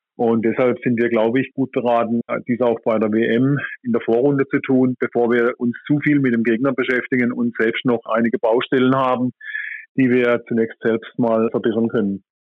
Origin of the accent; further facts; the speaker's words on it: Germany; bei uns in Deutschland